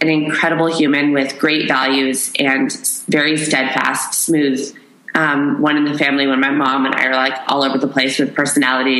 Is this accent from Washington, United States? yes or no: yes; Issaquah, Washington, United States; moved away; I grew up right outside of Seattle, Washington, in a little town called Issaquah